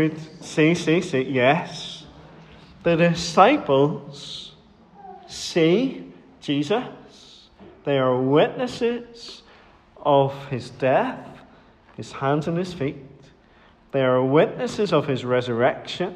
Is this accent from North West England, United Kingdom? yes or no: no; Dromore, Northern Ireland, United Kingdom; Whenever I was growing up in Dromore